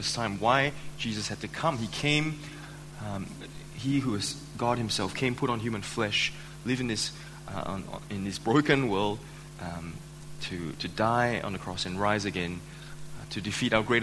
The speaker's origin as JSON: {"language": "English", "country": "Malaysia", "tie": "born or raised there", "moved": "yes", "lives_now": "Australia", "said": "I was born and raised in Malaysia."}